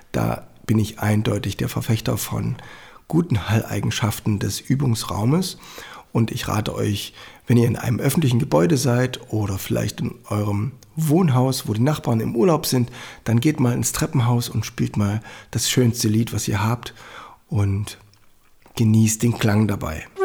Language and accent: German; Annaberg-Buchholz, Saxony, Germany; die St. Annenkirche in Annaberg-Buchholz, meiner Heimatstadt.